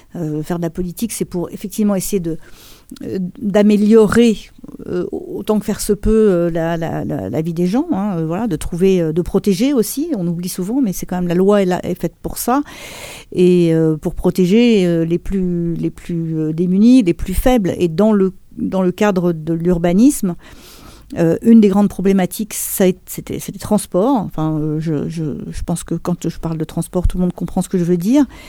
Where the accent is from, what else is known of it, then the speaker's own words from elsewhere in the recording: Montreuil, Île-de-France, France; on a grandi à Montreuil